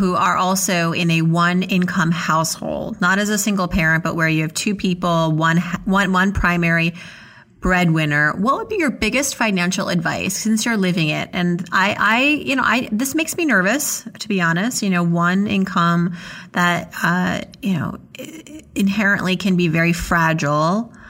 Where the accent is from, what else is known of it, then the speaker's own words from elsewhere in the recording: Worcester, Massachusetts, United States; born there; Where in Massachusetts? I was born in Worcester.